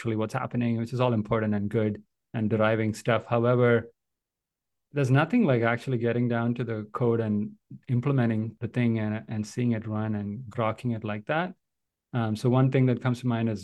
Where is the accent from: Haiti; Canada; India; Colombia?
India; moved away; I grew up in India